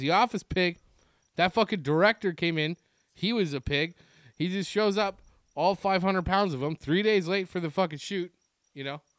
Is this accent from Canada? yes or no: yes; Ontario, Canada; growing up in Ontario, as a fan of the Montreal Canadiens